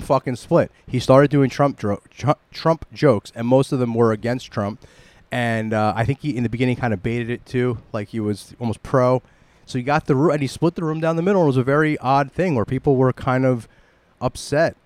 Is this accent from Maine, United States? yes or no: no; New York City, New York, United States; we're from the New York City area